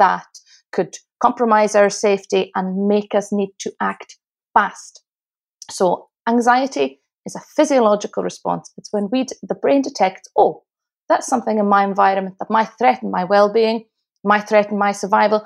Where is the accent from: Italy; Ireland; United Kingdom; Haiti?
United Kingdom; Isle of Lewis, Outer Hebrides, Scotland; now in Glasgow, United Kingdom; Well, I live in Glasgow. I've lived in Glasgow, Scotland for nearly 19 years, but I'm originally from the Isle of Lewis, which is in the Outer Hebrides of Scotland.